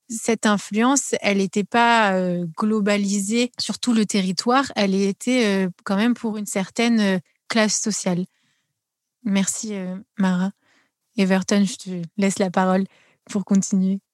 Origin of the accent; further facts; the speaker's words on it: France; en tant qu'Européens euh, et Français